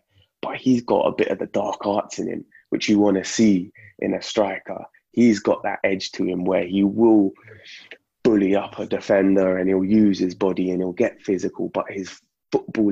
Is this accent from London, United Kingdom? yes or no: yes; London, United Kingdom; Grew up in, you know, East Finchley